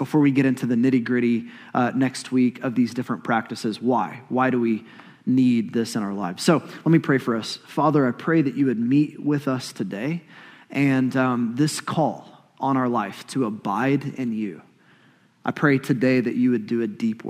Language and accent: English; Oklahoma, United States; Growing up in Oklahoma like I did